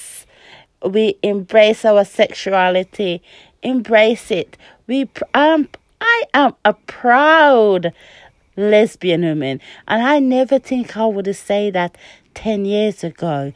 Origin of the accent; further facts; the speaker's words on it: Tamworth, West Midlands, United Kingdom; we're from Tamworth.